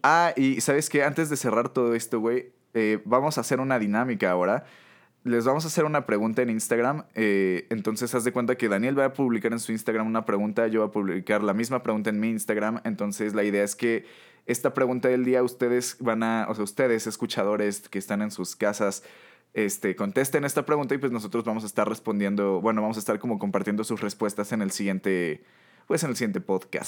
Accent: Mexico

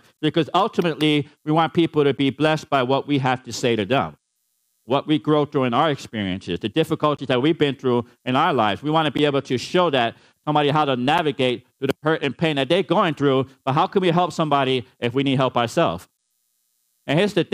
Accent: New York City, New York, United States; I grew up in the Bronx, New York

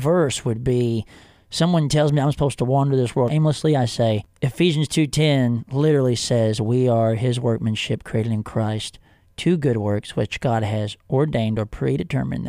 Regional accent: Hillsboro, Texas, United States; also born or lived in Waco, Texas; I was born in Waco, but I actually grew up about 30 minutes north of there in Hillsboro, Texas

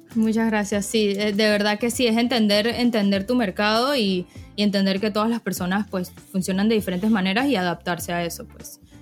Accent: Panama; also born or lived in Florida; soy panameña, tengo 24 años, yo estudié finanzas e información de sistemas en Florida

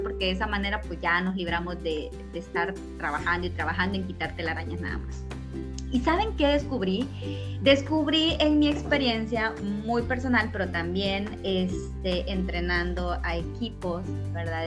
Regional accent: Honduras; soy hondureña y en este momento estoy en mi país, ¿verdad? Estoy aquí en Honduras

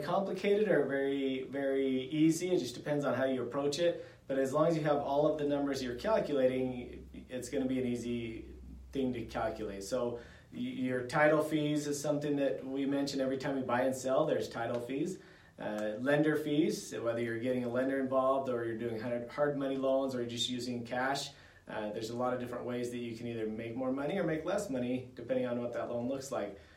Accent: Idaho, United States; I grew up here in Idaho, and I love it here

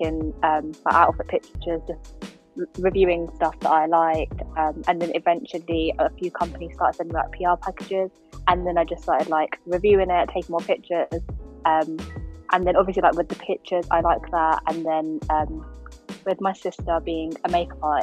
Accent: Hertfordshire, East of England, United Kingdom; I'm from Hertfordshire

